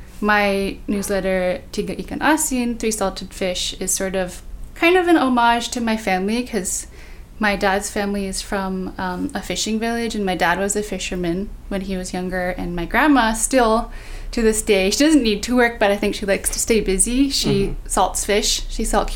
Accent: Bay Area, California, United States; born or raised there

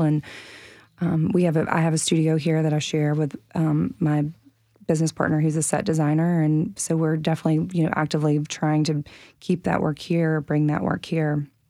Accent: the South, United States; now in Nashville, United States; I'm from the South

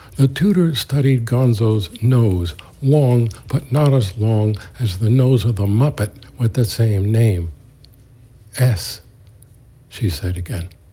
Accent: New York City, New York, United States; born and raised in the East New York section of Brooklyn and the Linden projects in my case

